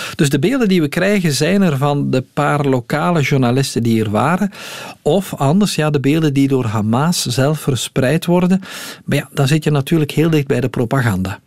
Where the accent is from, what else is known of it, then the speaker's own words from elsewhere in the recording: Belgium; hier bij ons in de Ardennen